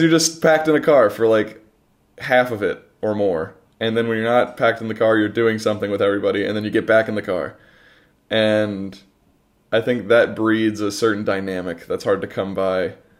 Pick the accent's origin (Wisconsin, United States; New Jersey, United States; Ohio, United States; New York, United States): Ohio, United States; the humid summers where we're from